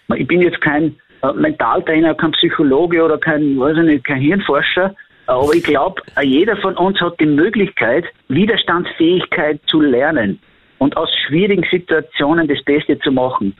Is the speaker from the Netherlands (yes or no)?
no; Austria; bei uns in Österreich